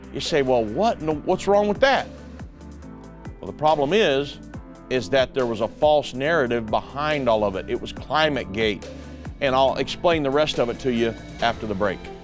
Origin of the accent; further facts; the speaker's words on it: United States; I'm an American.